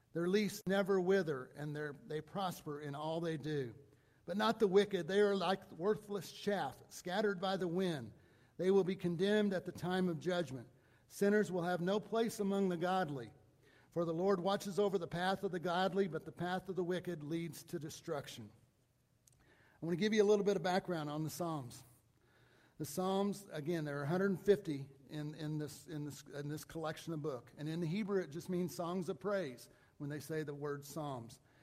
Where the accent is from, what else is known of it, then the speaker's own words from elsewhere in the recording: Mount Vernon, United States; a church that I grew up in in Mount Vernon.